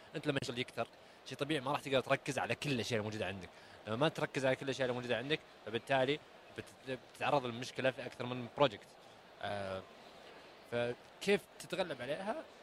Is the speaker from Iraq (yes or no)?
no; Saudi Arabia; أنا كسعودي